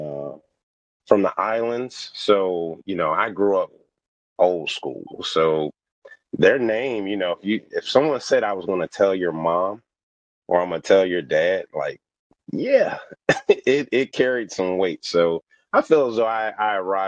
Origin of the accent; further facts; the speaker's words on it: New Jersey, United States; moved away as an adult; also born or lived in Delaware / West Virginia; I grew up born in Delaware, grew up in New Jersey, but then I went to school in West Virginia